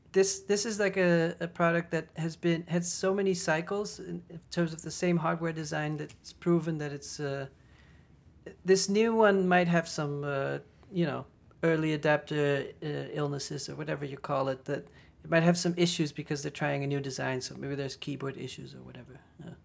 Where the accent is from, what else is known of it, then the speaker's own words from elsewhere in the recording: Netherlands; moved away as an adult; also born or lived in Paris / Berlin; I'm from the Netherlands